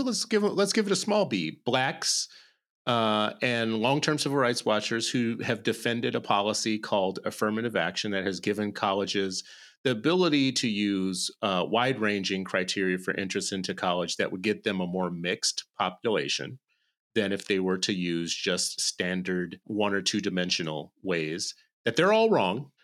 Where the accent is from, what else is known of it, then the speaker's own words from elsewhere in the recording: United States; I'm an American